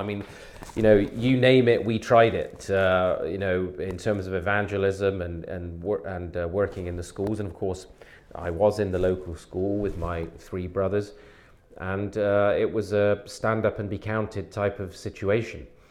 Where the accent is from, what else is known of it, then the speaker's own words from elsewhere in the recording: Devizes, South West England, United Kingdom; also born or lived in Bexley, London; now in Toronto, Canada; I was born actually in the London area in Bexley, um, but my uh, parents moved fairly quickly to Wiltshire. So I grew up in the, the southwest